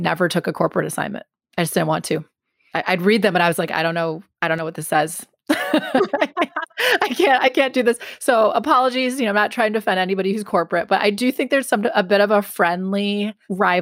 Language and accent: English; Milwaukee, Wisconsin, United States; I grew up in Milwaukee.